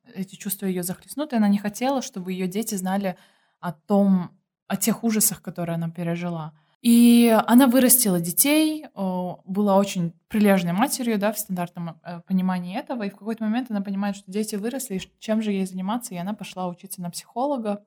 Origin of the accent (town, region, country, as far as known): Kyrgyzstan